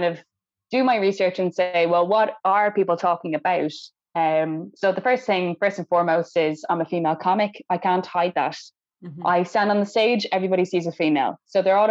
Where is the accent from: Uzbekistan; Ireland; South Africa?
Ireland; I was the only Irish person